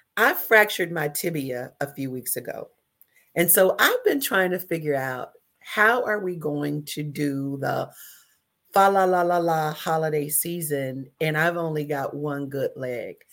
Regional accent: the South, United States; now in Dayton, United States; I'm from the South

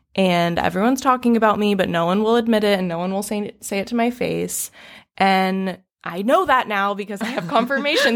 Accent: Raleigh, North Carolina, United States; moved away; I am born and raised in Raleigh, North Carolina.

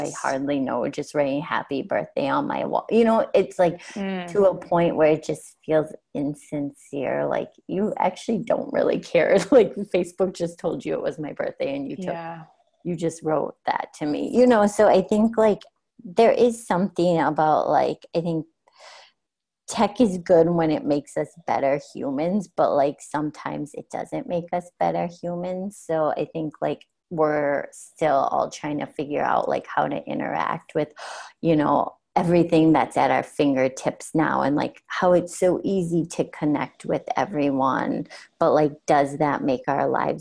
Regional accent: South Dakota, United States; moved away; I'm originally from South Dakota

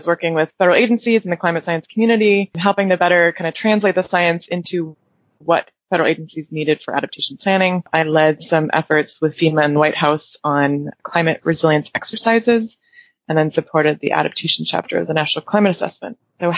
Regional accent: England, United Kingdom; And I actually was born and raised in England, so even though I don't have an accent, it's secretly in me. It comes out when I'm around other British folks.

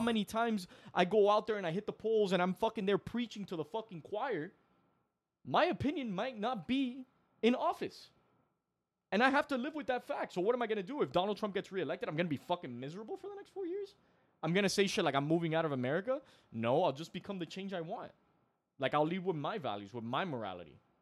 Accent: Miami, Florida, United States; we're from Miami

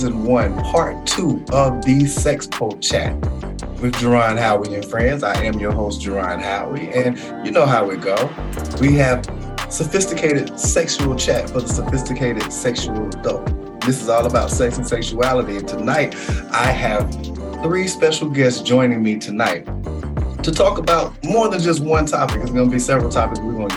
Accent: Concord, North Carolina, United States; someone from my hometown that I came up with, Miss Xavier Still McCray

